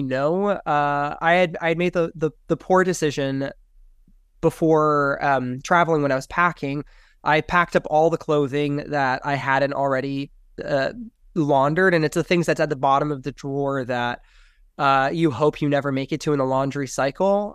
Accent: Miami, Florida, United States; moved away as an adult; also born or lived in Los Angeles / San Francisco Bay Area / Idaho; growing up in Miami

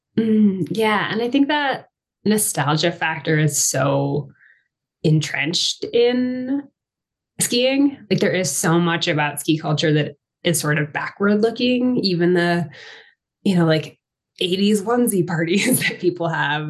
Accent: Massachusetts, United States; moved away as an adult; also born or lived in Maine / Colorado; I grew up in Massachusetts. I'm from the East Coast

